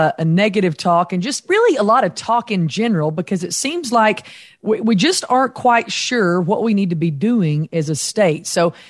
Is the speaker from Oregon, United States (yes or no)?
no; Western Oklahoma, United States; I'm from Western Oklahoma